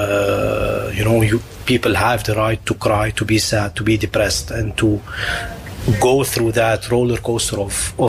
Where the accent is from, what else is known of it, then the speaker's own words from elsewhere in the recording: Lebanon; now in The Hague, Netherlands; my hometown in Lebanon